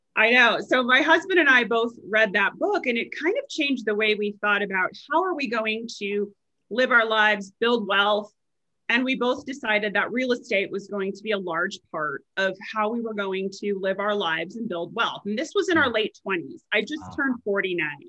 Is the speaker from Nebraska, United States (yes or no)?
yes; Nebraska, United States; also born or lived in Chicago, Illinois; now in Frisco, United States; growing up in Nebraska